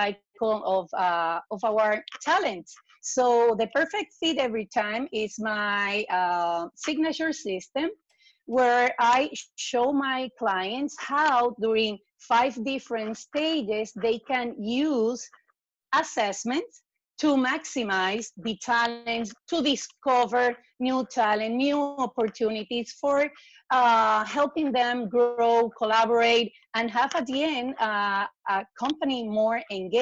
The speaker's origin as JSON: {"language": "English", "country": "Puerto Rico", "tie": "born or raised there", "moved": "yes", "lives_now": "Miami, United States", "said": "today, I live in Miami. I'm born and raised in Puerto Rico."}